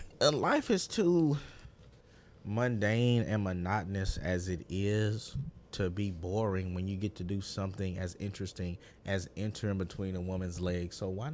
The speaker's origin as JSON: {"language": "English", "region": "Louisiana", "country": "United States", "moved": "yes", "said": "I'm from Louisiana. I'm from Louisiana."}